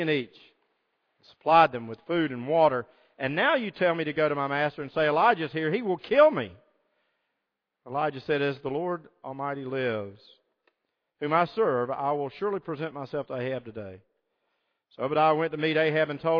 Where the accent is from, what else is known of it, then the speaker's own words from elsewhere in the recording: Deep South, United States; I grew up in the Deep South.